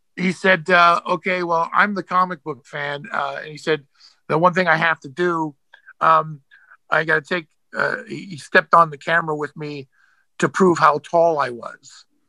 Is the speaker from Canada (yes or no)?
yes; Canada; I'm from Canada